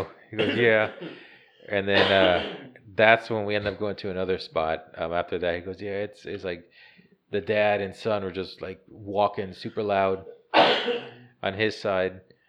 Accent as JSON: {"language": "English", "region": "Virginia", "country": "United States", "said": "because I came from Virginia, and up there was always buck."}